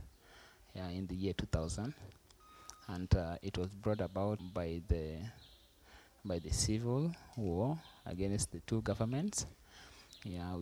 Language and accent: English; Kakuma, Turkana County, Kenya; also born or lived in Sudan (South Sudan) / Lodwar; I was born in Sudan, then I came here when I was 3 years. And then after that time, I've been staying in Kakuma.